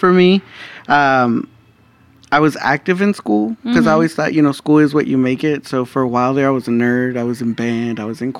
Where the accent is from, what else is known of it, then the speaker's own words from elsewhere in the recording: Dallas, Texas, United States; Born and raised in Dallas, Texas.